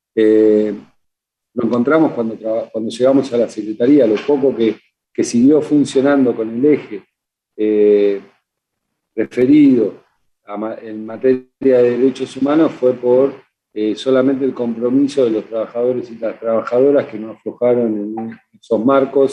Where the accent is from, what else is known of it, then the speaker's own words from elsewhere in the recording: Argentina; lo que vivimos como argentinos